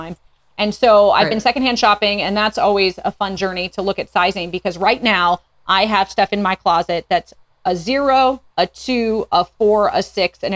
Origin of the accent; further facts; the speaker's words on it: Northwest Indiana, United States; moved away as an adult; now in Fort Smith, United States; I grew up in Northwest Indiana, but my mom is from Minnesota and my dad's from Germany